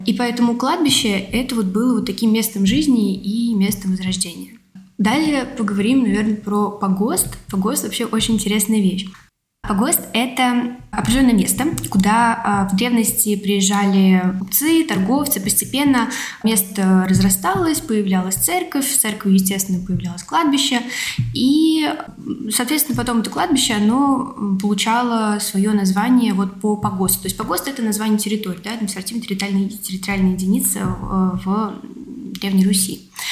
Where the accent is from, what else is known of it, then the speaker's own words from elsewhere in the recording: Tula Oblast, Russia; now in Moscow, Russia; я не москвичка, я сама из Тульской области